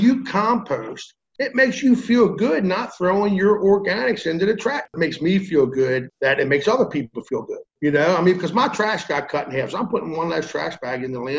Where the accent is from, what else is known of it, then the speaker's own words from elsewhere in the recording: Maryland, United States; I'm from Maryland.